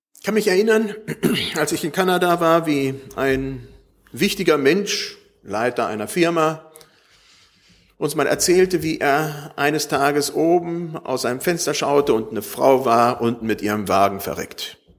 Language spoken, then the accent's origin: German; Germany; wir als Deutsche